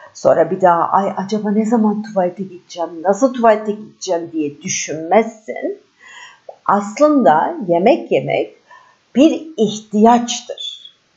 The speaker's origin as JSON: {"language": "Turkish", "region": "Istanbul", "country": "Turkey", "said": "İstanbulluyum. Türkiye doğumluyum."}